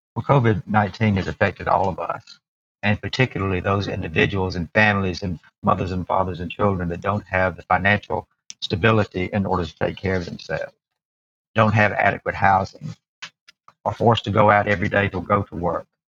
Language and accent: English; Alabama, United States; I was born here in Alabama